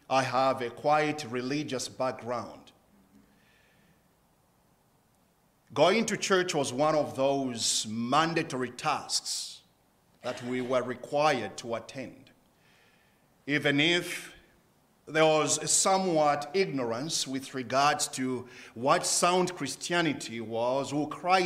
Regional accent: Zambia; I was born and bred in Zambia

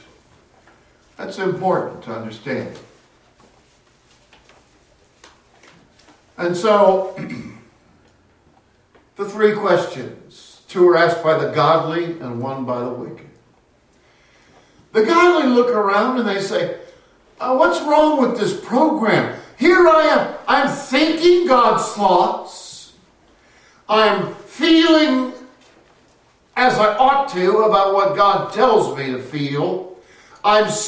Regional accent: Castro Valley, California, United States; My hometown of Castro Valley

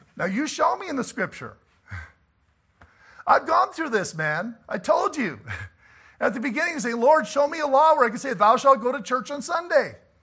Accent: about forty-five minutes from Morris, Manitoba, Canada; Morris, Manitoba, about forty-five minutes from my hometown

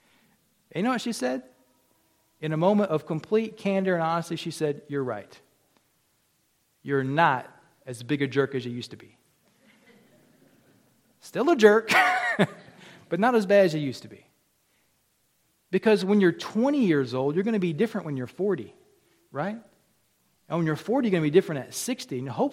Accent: the South, United States; I came up here from the South, and in the South, we backslide.

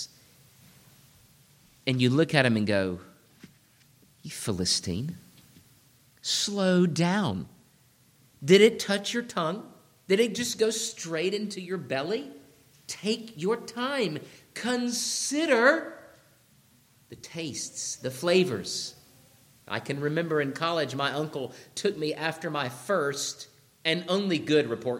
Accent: Georgia, United States; When I grew up in Georgia

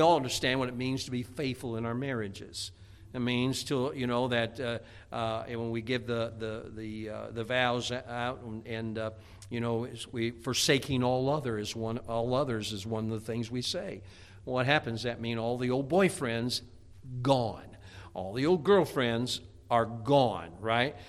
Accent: United States; moved away; I grew up in Chicagoland area, and, uh, which is right between where I lived was between Chicago and Gary, Indiana

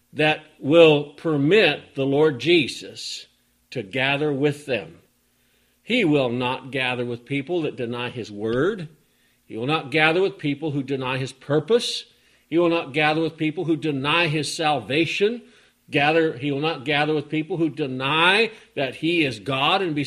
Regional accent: Oregon, United States; when I head out from here to go to the town I grew up

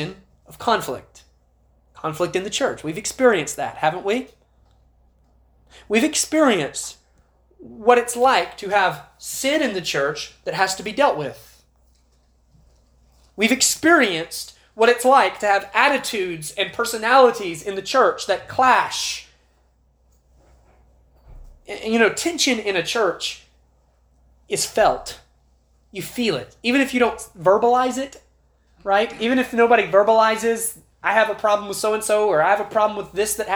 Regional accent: United States; as American Christians

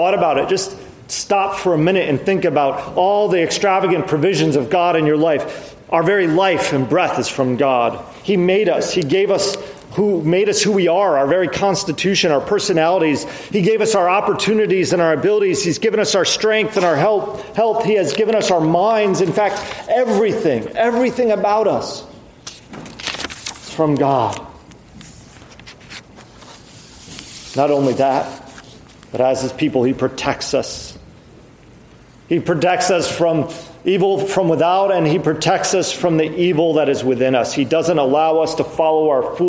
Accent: United States; our identity as Americans

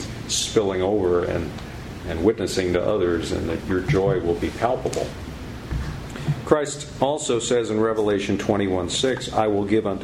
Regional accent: Illinois, United States; I grew up in Illinois in a town on the Mississippi River.

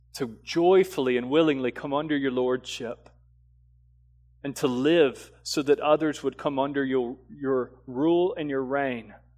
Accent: the South, United States; growing up in the South and being, uh, you know, kind of Americanized Christianity

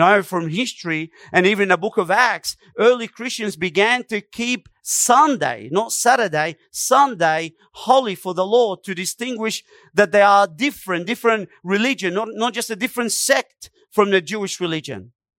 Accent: Egypt; I come from Egypt. We do the same thing. We give them numbers. We don't give them names.

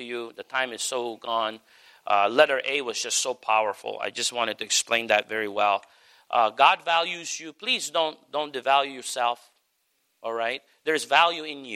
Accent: Philippines; now in United States; me being a Filipino

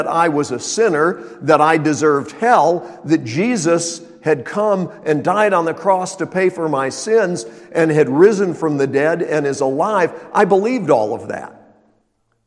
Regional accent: Illinois, United States; I was born in Illinois

